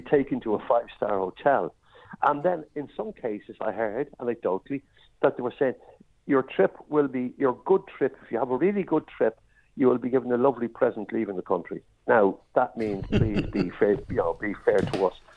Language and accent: English; Ireland; I'm an Irishman